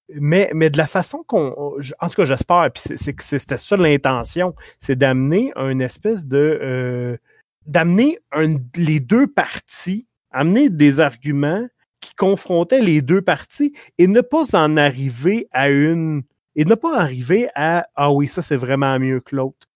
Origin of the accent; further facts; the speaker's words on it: Quebec, Canada; accent: Québécois; notre accent québécois